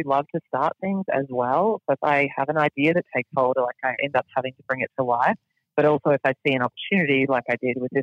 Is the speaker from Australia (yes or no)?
yes; Australia; now in United States; I'm still an Australian citizen, and then I'm a resident of the United States